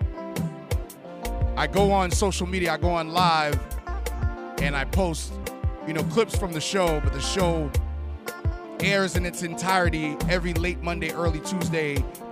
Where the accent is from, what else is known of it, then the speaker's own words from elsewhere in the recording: Haiti; I'm from Haiti